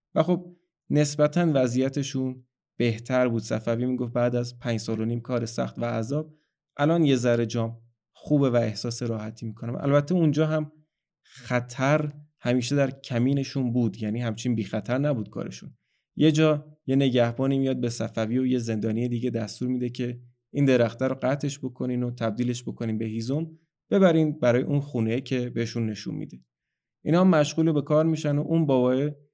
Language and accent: Persian; Iran